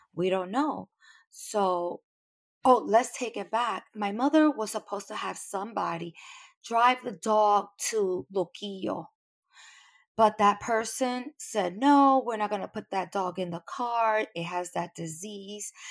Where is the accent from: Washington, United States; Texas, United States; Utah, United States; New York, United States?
New York, United States; New York City; I'm from New York. I'm, I'm not in Puerto Rico